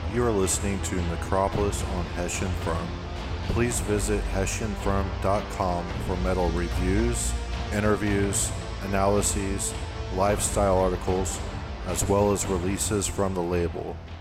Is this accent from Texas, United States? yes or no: yes; Texas, United States; now in Tampa, United States; I'm from Texas